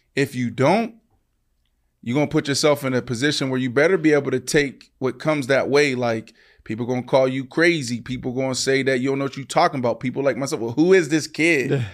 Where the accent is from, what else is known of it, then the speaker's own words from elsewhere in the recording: Pittsburgh, Pennsylvania, United States; I'm from Pittsburgh